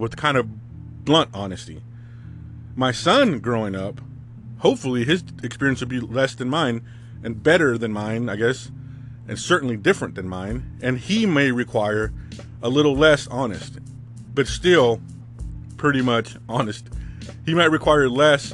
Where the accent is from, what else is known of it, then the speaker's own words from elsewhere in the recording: California, United States; growing up in California in the 80s and 90s as a Hispanic male